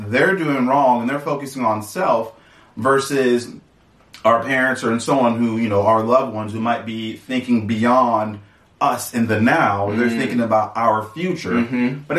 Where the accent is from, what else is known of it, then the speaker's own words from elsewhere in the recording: Atlanta, Georgia, United States; I was raised in Atlanta.